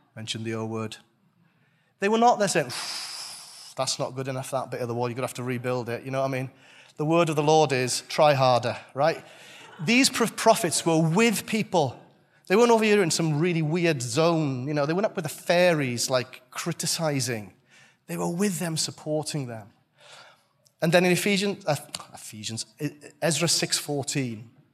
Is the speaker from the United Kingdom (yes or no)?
yes; Welsh, Wales, United Kingdom; I'm Welsh